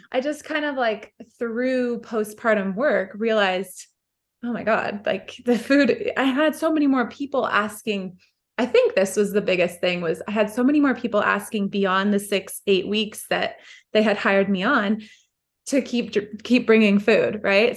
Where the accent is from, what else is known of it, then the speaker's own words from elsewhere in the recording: Midwest, United States; We grew up in the Midwest